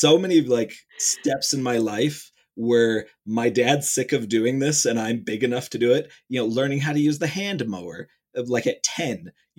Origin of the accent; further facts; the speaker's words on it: Ohio, United States; I'm from Ohio, which is, you know, technically Midwest, but kind of East Midwest, you know, area.